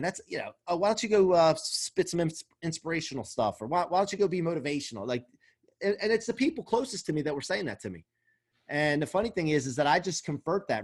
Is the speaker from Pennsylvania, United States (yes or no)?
yes; outside of Philadelphia, Pennsylvania, United States; I grew up outside of Philly